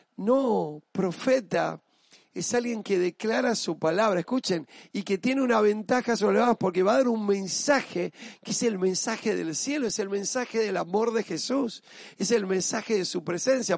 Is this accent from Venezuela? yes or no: no; Argentina; Yo soy argentina, yo no solo me siento argentino, soy parte de mi país